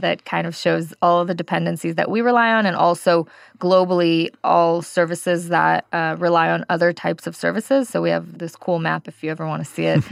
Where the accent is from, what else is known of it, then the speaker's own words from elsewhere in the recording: California, United States; moved away as an adult; now in Israel; I am actually originally from California, worked in the Bay Area, was a developer there and then a team lead